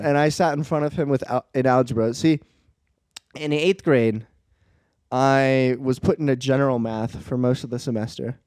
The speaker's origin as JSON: {"language": "English", "region": "East Coast", "country": "United States", "moved": "yes", "said": "I'm an East Coast boy. East Coast is my home."}